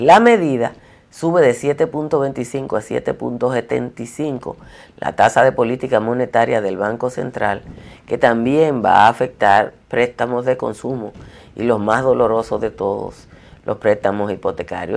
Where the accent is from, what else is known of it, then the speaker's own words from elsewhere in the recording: Dominican Republic; como somos los dominicanos y dominicanas